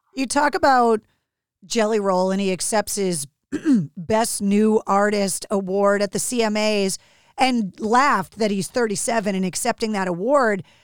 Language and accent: English; outside of Boston, Massachusetts, United States; growing up outside of Boston